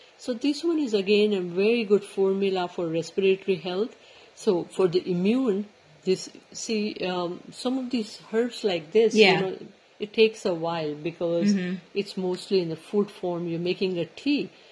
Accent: India; now in Vancouver, Canada; we were growing up in India

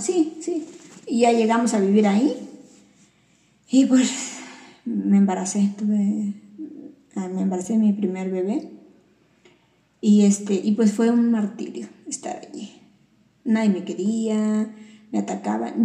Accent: Veracruz, Mexico; mi pueblo de Veracruz

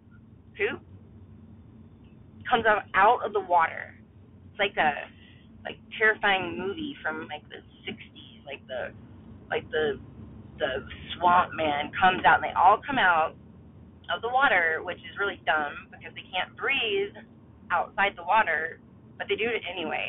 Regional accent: Mobile Bay, Alabama, United States; I grew up on Mobile Bay, literally, that was my backyard

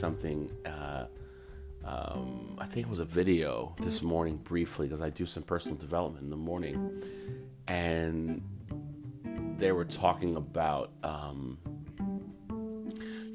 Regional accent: United States; first language English; being a American-born human being, and that being my first language

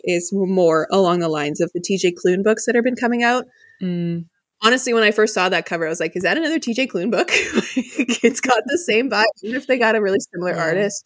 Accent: Canada; I'm Canadian

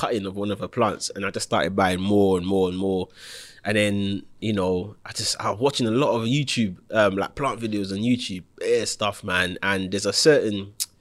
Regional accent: St. Lucia; moved away; When I was growing up in St. Lucia

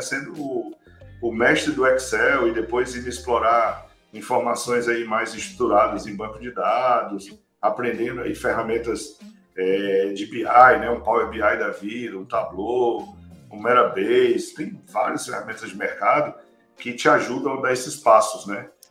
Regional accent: Ceará, Brazil; moved away as an adult; also born or lived in Fortaleza / São Paulo; now in Orlando, United States; entre o meu Ceará, que eu sou cearense, morava lá em Fortaleza

